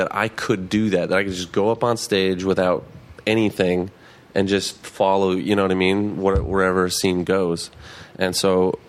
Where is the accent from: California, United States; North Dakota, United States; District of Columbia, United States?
North Dakota, United States; Fargo; moved away; I'm from Fargo, North Dakota.